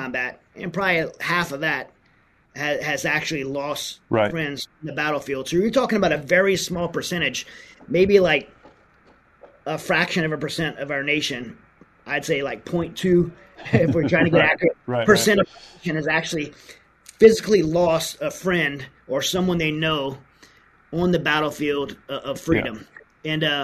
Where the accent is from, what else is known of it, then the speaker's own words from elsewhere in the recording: United States; as an American